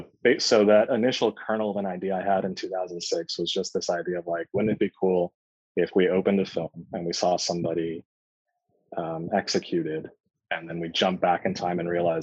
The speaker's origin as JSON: {"language": "English", "region": "California", "country": "United States", "tie": "born or raised there", "also_born_or_lived": "New York", "said": "I was born in Southern California, and then my family immediately moved to New York, and I grew up there for the first 5 years of my life, then came back to Southern California and did most of my growing up here."}